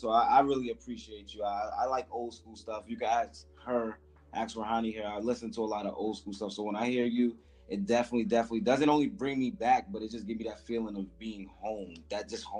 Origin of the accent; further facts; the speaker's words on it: New York City, New York, United States; I think it's the Bronx in me, because I'm from the Bronx.